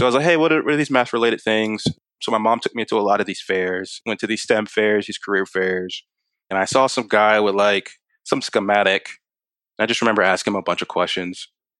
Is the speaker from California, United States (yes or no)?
no; Maryland, United States; also born or lived in Kansas / Hawaii; I was born in Kansas, but I wasn't there very long. I was there a couple of months, then was in Hawaii for a few years. So I actually remember Hawaii. And then came to Maryland after that.